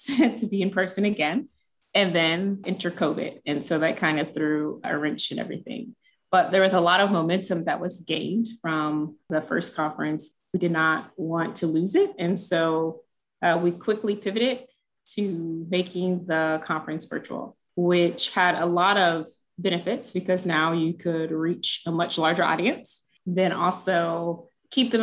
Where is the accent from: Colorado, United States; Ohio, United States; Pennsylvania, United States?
Ohio, United States; Cincinnati; moved away as an adult; also born or lived in North Carolina / Indiana; now in Minnesota, United States; I'm originally from Cincinnati, Ohio. So that's where I grew up